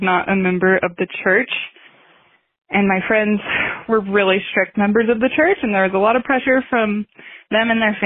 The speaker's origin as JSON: {"language": "English", "town": "St. George", "region": "Utah", "country": "United States", "tie": "born or raised there", "lives_now": "Salt Lake City, United States", "said": "I grew up in Utah pretty much most of my life, actually St. George, Utah, where I graduated high school"}